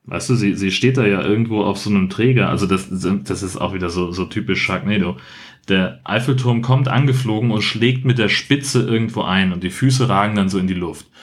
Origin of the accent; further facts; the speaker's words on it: Germany; ich komme aus Deutschland